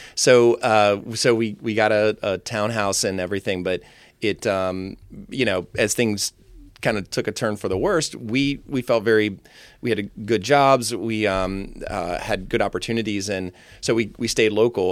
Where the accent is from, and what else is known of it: Tom's Brook, Virginia, United States; born or raised there; also born or lived in Fairfax, Virginia / Vienna, Virginia